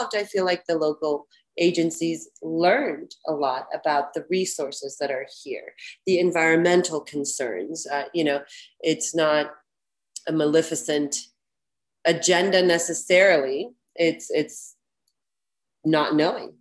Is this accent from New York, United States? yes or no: no; Florida, United States; I'm from Florida